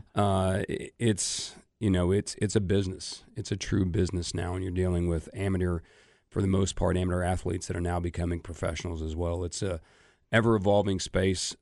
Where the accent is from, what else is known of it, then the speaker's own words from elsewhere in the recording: Omaha, Nebraska, United States; moved away; grew up my entire life in Omaha, going to the College World Series every year.